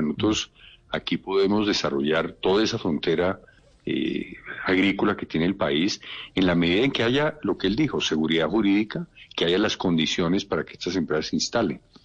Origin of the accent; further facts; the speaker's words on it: Colombia; como colombiano que soy